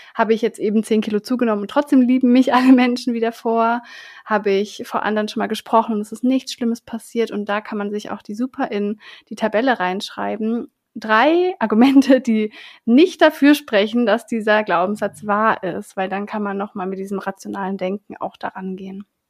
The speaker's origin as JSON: {"language": "German", "region": "Southern Germany", "country": "Germany", "tie": "born or raised there", "said": "ich bin ja in Süddeutschland auf dem Dorf aufgewachsen"}